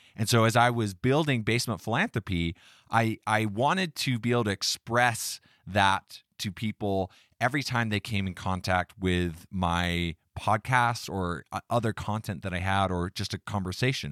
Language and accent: English; United States; I was born in America, a free country